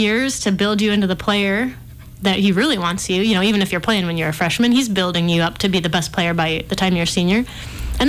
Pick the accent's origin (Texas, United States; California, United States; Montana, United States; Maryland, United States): Montana, United States; Malta; now in Missoula, United States; I'm from a small town. I'm from Malta, best small town on the planet.